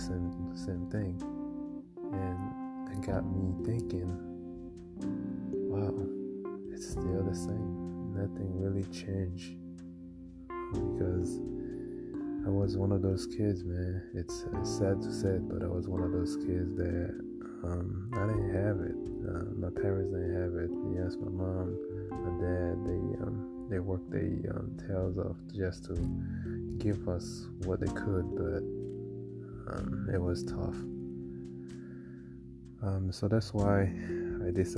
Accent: Haiti; moved away; as a kid growing up in Haiti

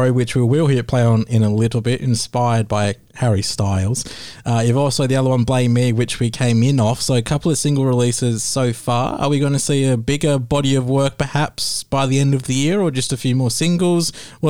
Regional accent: Perth, Western Australia, Australia; I'm from Perth.

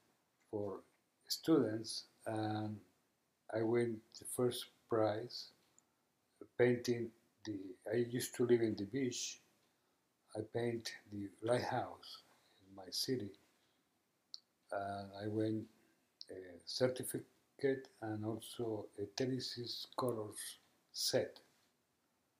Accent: Bucaramanga, Santander, Colombia; English is a second language; now in Northumberland County, United States; I was born in Colombia, South America, in the heart of Colombia, because the state is called Santander and the capital is Bucaramanga

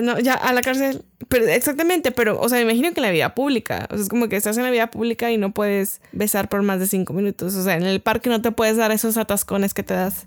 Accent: Mexico; nuestro amado México

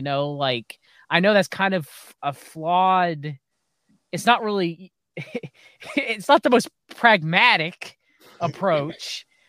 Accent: United States; As an American

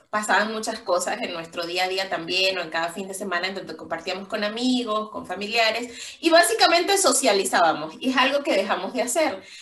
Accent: Venezuela; now in Mexico; Como saben, nosotros somos venezolanos, Yari es de Costa Rica, yo vivo en México, Edgar está viviendo en Canadá

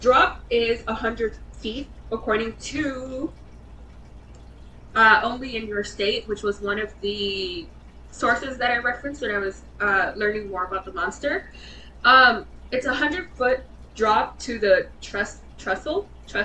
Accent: Michigan, United States; We are from Michigan

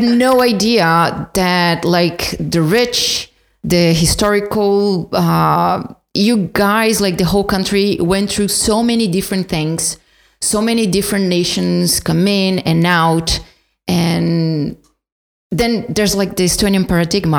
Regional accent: São Paulo, Brazil; moved away; I'm from São Paulo

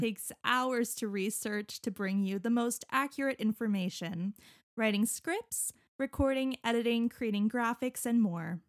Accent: Canada; growing up in Canada

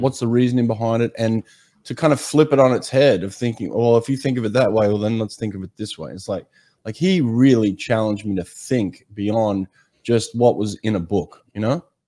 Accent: Australia; moved away; growing up in Australia, I used to lifeguard on some of the most treacherous beaches in Sydney

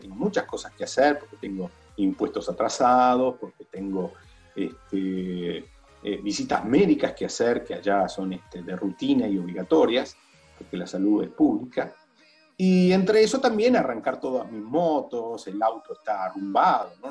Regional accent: Buenos Aires, Argentina; moved away as an adult; also born or lived in Italy; Yo estaba viviendo en Italia, tengo casa en Italia, volví a Buenos Aires

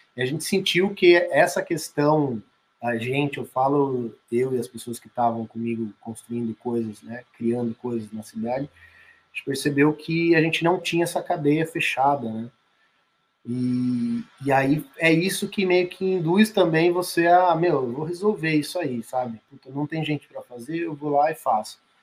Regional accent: Sorocaba, São Paulo, Brazil; eu sou de Sorocaba, interior de São Paulo

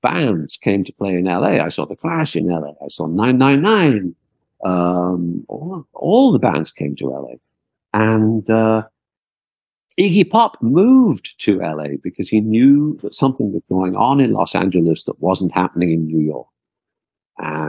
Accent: outside Liverpool, North West England, United Kingdom; I was never from London, and I grew up outside Liverpool

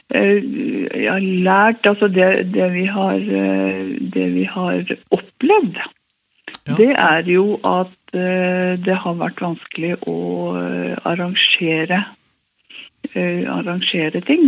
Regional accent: Hemsedal, Buskerud, Norway; also born or lived in Oslo; now in Narvik, Norway; Ellers så kom jeg fra Hallingdal, fra Hemsedal

